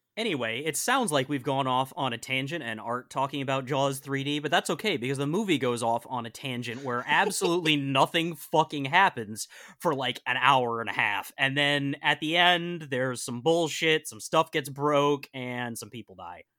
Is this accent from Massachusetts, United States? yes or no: yes; Western Massachusetts, United States; I grew up in Western Massachusetts